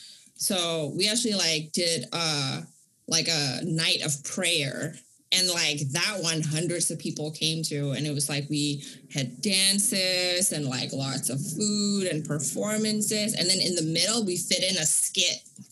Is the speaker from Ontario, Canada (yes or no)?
no; Vancouver, British Columbia, Canada; So it was hard for me growing up in Vancouver because my family was like super working class, like actually like below poverty line, and sort of like the other Indonesians are like wealthy